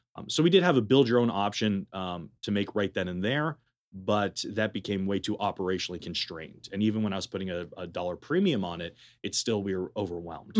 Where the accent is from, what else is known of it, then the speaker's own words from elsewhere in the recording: Berkeley, California, United States; moved away as an adult; also born or lived in Madison, Wisconsin; now in Las Vegas, United States; I'm originally from Berkeley, California. Uh, I was born and raised there.